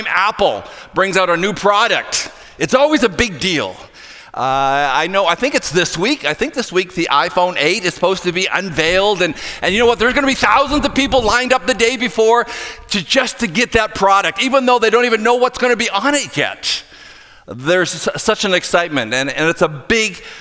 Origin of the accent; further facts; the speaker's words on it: hometown of Sidney Crosby, Nova Scotia, Canada; my hometown boy, Sidney Crosby